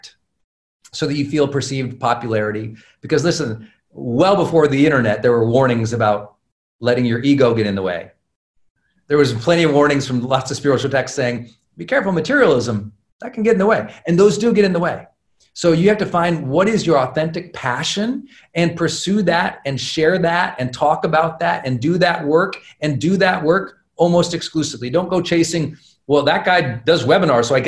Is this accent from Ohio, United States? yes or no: no; Montana, United States; I'm a kid from Montana